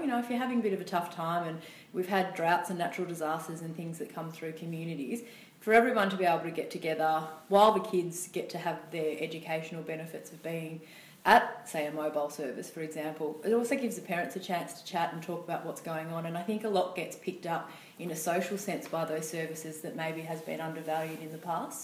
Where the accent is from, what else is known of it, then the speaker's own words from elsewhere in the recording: Gunnedah, New South Wales, Australia; I'm from Gunnedah, northwest New South Wales, country girl, born and bred